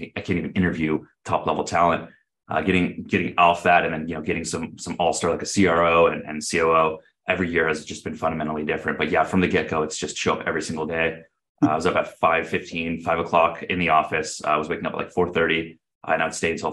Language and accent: English; Southern California, United States; I grew up in Southern California, went to Cal State Fullerton down here in the area as well